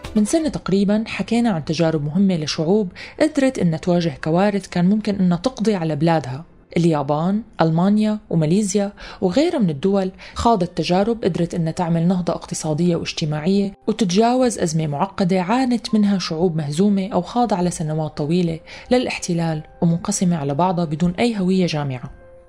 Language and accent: Arabic; Syria; نحن كسوريين